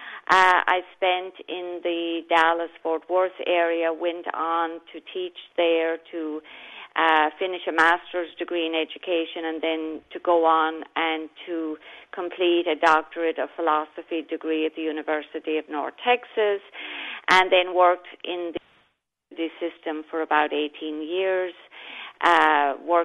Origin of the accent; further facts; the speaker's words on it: Ireland; moved away as an adult; also born or lived in United States; now in Florida, United States; so I was born and raised in Ireland, lived there for approximately the first almost 30 years of my life